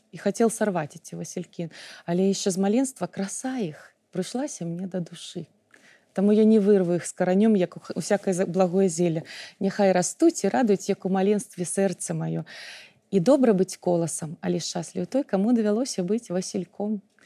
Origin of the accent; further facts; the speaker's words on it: Belarus; в школе, когда я училась, мы учили, изучали белорусский